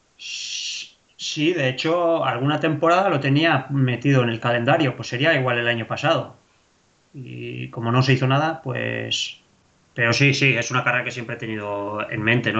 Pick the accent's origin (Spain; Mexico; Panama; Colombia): Spain; Basque Country; yo siempre he dicho que yo soy vasco, joder, yo, yo para mí soy vasco